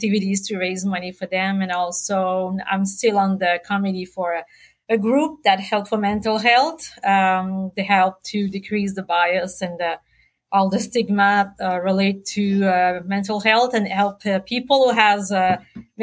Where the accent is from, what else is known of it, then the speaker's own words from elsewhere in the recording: Quebec, Canada; moved away as an adult; also born or lived in Sherbrooke; now in New Brunswick, Canada; I'm from Quebec. Like you said, I got my med school in Sherbrooke as well as my OBGYN specialty. Moved in New Brunswick in 2003